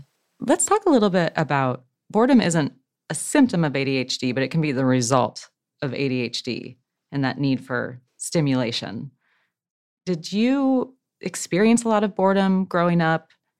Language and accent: English; Midwest, United States; I grew up in the Midwest in a relatively small town